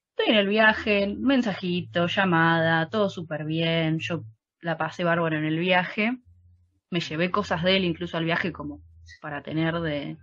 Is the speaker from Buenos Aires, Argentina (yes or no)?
yes; Buenos Aires, Argentina; nosotras somos muy porteñas